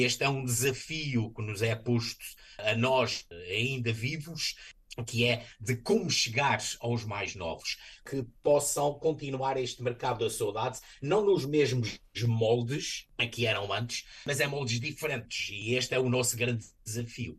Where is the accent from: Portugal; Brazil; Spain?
Portugal; Ponta Delgada, Azores; moved away as an adult; now in Fall River, United States; Sou natural dos Açores, da cidade de Ponta da Algada, na ilha de São Miguel